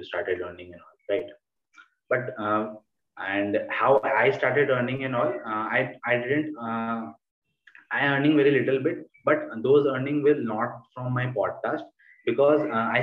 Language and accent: English; India; I'm an Indian or I'm not from the US